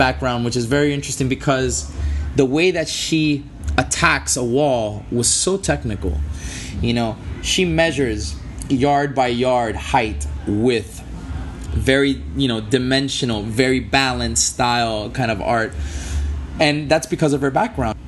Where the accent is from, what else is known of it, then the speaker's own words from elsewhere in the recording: Miami, Florida, United States; I'm born and raised here in Miami. Um, I was born in Miami Beach. I was raised in Miami Beach and in uh, South Miami as well.